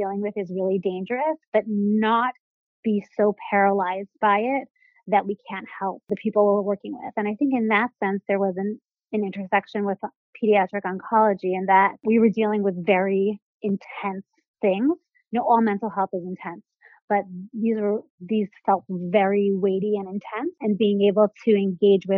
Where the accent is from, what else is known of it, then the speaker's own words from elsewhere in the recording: Seattle, Washington, United States; moved away as an adult; now in New York, United States; I'm originally from Seattle, Washington, not a native New Yorker